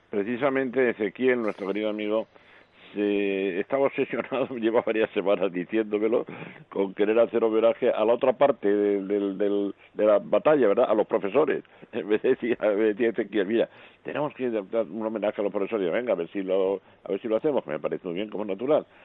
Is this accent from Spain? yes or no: yes; Madrid, Community of Madrid, Spain; como español y en este caso muy particularmente también como madrileño